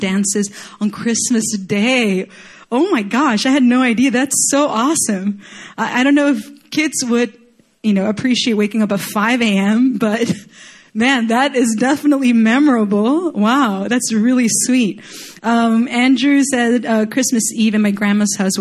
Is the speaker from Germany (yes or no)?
no; Chile; moved away; I grew up in Chile